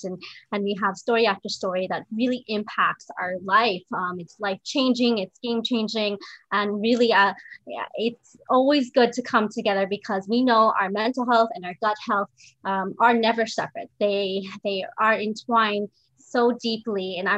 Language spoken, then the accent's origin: English; Southern California, United States; moved away as an adult; also born or lived in Chicago; I was born and raised in Southern California